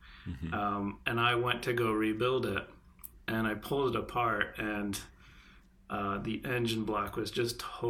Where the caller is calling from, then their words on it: Connecticut, United States; I am in the New England area. I'm calling in from Connecticut.